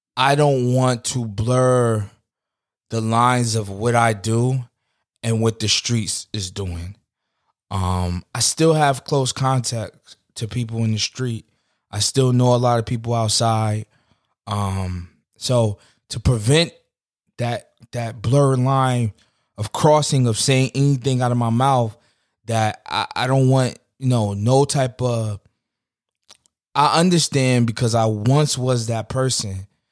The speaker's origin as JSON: {"language": "English", "town": "New York City", "region": "New York", "country": "United States", "tie": "born or raised there", "said": "growing up in New York"}